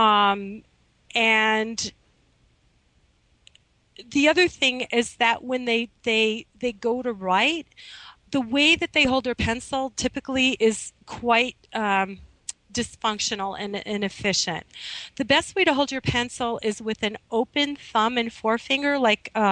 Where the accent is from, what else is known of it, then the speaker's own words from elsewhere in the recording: Midwest, United States; now in Manhattan, United States; when I was growing up in the Midwest